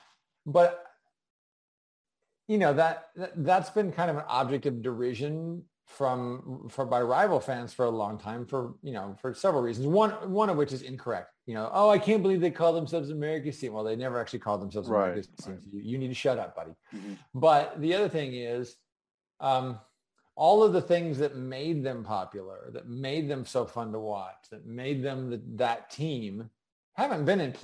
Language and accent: English; California, United States; I grew up actually in Northern California and then Southern California.